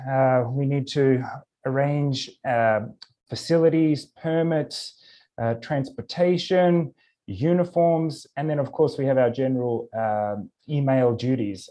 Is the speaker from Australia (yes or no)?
yes; Australia; moved away as an adult; also born or lived in Japan / Ukraine; now in Los Angeles, United States; I grew up in Australia